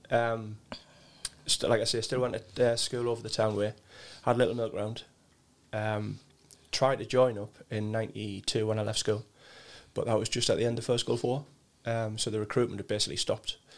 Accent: Sunderland, North East England, United Kingdom; I grew up down the East End.

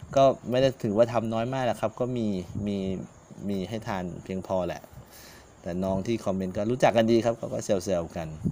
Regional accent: Loei, Thailand; ก็เป็นจังหวัดที่น่ารักนะครับ จังหวัดบ้านเกิดของผมเองนะครับ

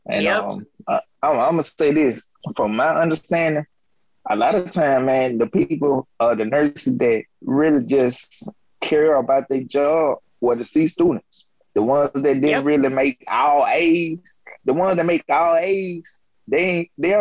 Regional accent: the South, United States; moved away; I'm from the South

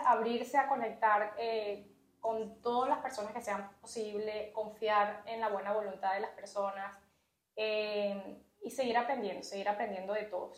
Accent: Venezuela; moved away as an adult; now in Canada; pude ejercer la enfermería por más de una década en mi país, en Venezuela.

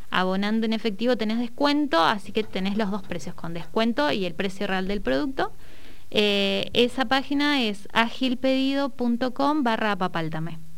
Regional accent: Neuquén, Argentina; tuve una feria en Barrio Williches, que es de donde yo soy

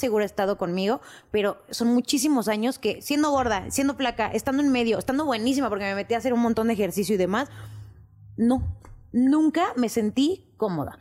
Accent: Mexico City, Mexico; yo sí nací en la Ciudad de México

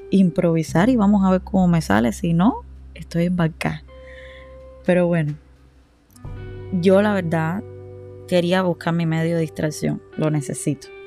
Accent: Varadero, Matanzas, Cuba; A ver, yo he vivido en toda Cuba y soy de las personas que todavía no me siento identificada de dónde soy, pero Sí les puedo decir que donde más tiempo pasé entre tantas mudanzas en mi vida fue en Varadero. Yo crecí

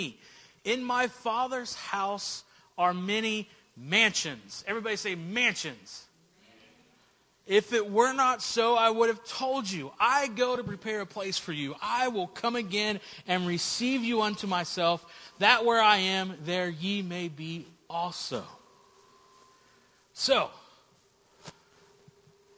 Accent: Southern West Virginia, United States; I grew up in Southern West Virginia

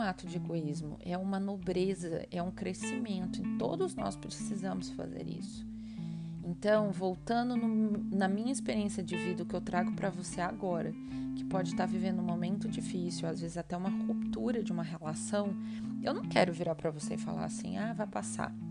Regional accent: Goiânia, Goiás, Brazil; moved away as an adult; also born or lived in São Paulo; Eu sou de Goiânia, eu fui morar em São Paulo para fazer minha faculdade de moda muito jovem, eu tinha 18 anos quando eu saí de casa

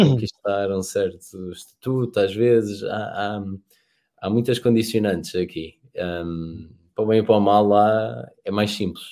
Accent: Portugal

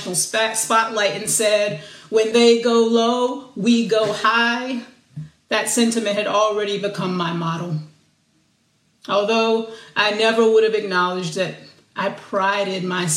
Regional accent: the South, United States; as a little girl growing up in the South, I was taught to be a good girl

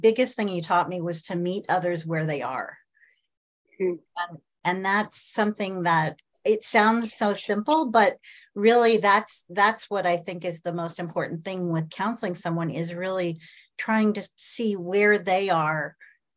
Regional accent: Midwest, United States; I grew up in the Midwest.

